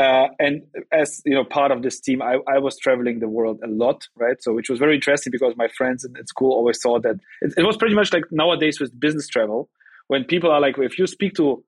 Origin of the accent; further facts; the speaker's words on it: Germany; also born or lived in Russia; I was born in Russia. I came to Germany when I was 4.